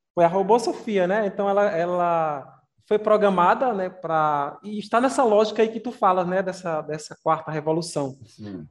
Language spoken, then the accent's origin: Portuguese; Campina Grande, Paraíba, Brazil; Campina Grande, eu sou de Campina Grande